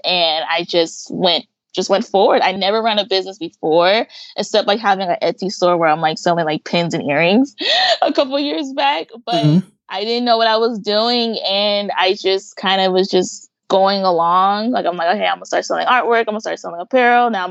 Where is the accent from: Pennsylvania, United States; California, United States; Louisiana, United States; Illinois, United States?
California, United States; Pomona; also born or lived in Los Angeles, California; I grew up in Pomona, but I spent a lot of time in LA working or hanging out with family